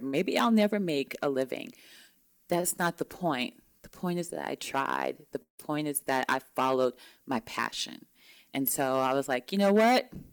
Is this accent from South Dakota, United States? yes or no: no; Mississippi, United States; moved away; Growing up in Mississippi, I'm you know, it's surrounded by Confederate flags